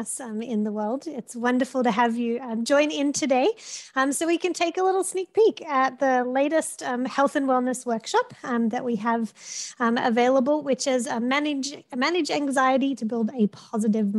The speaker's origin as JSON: {"language": "English", "country": "Australia", "moved": "yes", "lives_now": "Madison, United States", "said": "You can tell by my accent and by my name gives it away, I am Australian"}